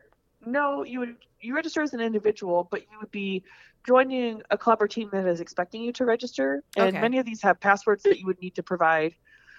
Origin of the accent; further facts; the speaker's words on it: Des Moines, Iowa, United States; And I'm from the Des Moines area.